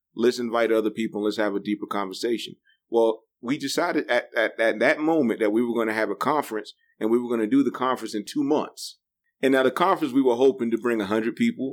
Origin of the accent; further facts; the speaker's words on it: New Bern, North Carolina, United States; also born or lived in Raleigh; I'm from New Bern, l- little small rural community